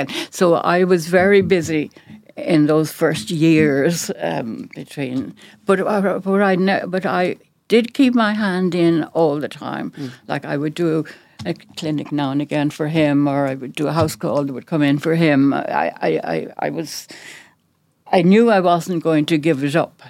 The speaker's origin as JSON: {"language": "English", "town": "Dublin", "region": "Leinster", "country": "Ireland", "tie": "born or raised there", "also_born_or_lived": "Navan", "moved": "yes", "said": "I was brought up in North Dublin and we were the biggest family around"}